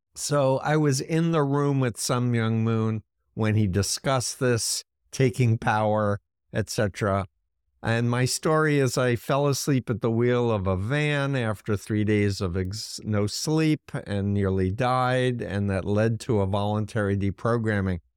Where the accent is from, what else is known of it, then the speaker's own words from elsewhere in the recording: New York, United States; being a New Yorker who grew up one mile from Donald Trump's childhood home